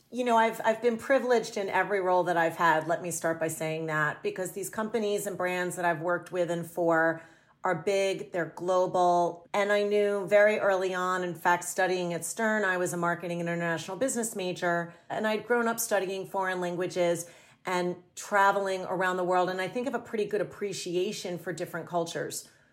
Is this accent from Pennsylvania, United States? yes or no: yes; a small town outside of Philadelphia, Pennsylvania, United States; moved away as an adult; also born or lived in New York City; I moved to New York City from a small town that I grew up in outside of Philadelphia